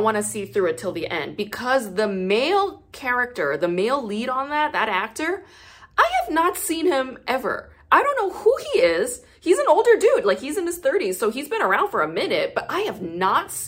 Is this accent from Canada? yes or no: no; South Gyeongsang, South Korea; I'm from Gyeongsangnam-do. So that's like a southern dialect